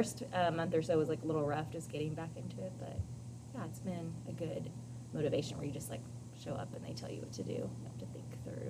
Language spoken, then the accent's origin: English; California, United States; born there; I lived in 2 states. So I was born in California.